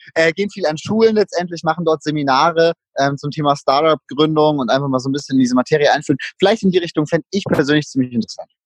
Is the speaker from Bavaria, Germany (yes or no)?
yes; Würzburg, Bavaria, Germany; ich komme aus Würzburg